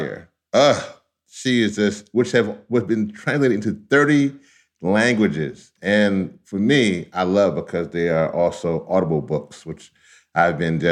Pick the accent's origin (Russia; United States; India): United States; Louisiana; my home state of Louisiana